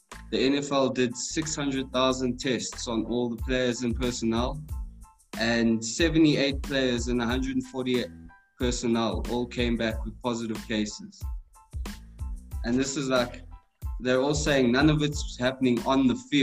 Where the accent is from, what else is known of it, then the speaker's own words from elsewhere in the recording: South Africa; now in Pennsylvania, United States; I'm a South African